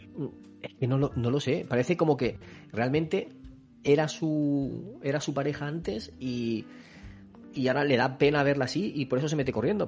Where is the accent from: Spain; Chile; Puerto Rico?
Spain; Somos españoles